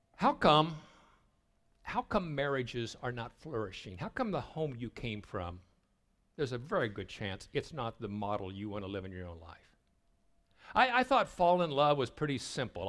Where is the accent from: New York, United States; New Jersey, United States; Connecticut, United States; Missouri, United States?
Missouri, United States; Southwest; I grew up in Sale Barns in Southwest Missouri